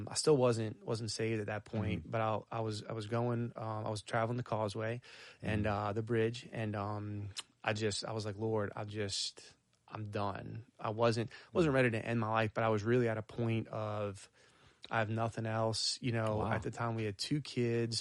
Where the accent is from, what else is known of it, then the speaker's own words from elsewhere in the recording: Arabi, Louisiana, United States; I grew up on the South Shore, actually in St. Bernard, but close to the parish line of Orleans Parish. So in Araby, Old Araby